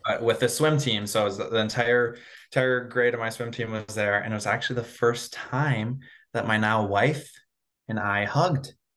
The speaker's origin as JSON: {"language": "English", "region": "Minnesota", "country": "United States", "tie": "born or raised there", "said": "growing up in Minnesota, especially so close to the Twin Cities"}